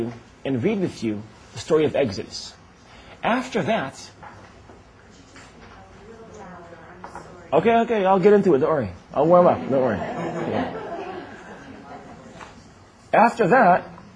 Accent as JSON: {"language": "English", "country": "Israel", "tie": "born or raised there", "said": "I was born and raised in Israel. I was never more than a month outside of Israel."}